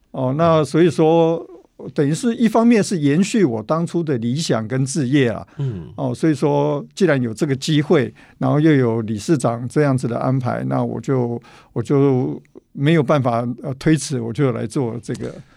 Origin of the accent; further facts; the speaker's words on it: Tainan, Taiwan; moved away; 我本身是南部人，是。哦，台南人，我本来要回到家里，哦，陪妈妈